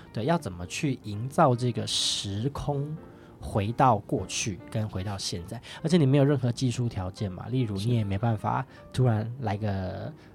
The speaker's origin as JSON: {"language": "Chinese", "region": "northern Taiwan", "country": "Taiwan", "said": "我是北部人这样子"}